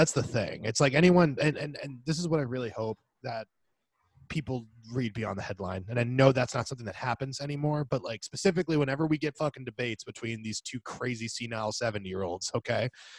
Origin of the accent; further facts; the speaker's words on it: Washington, District of Columbia, United States; because, you know, I'm from DC. That's my hometown. Like, and I'm from a lot of places, but that's my baby.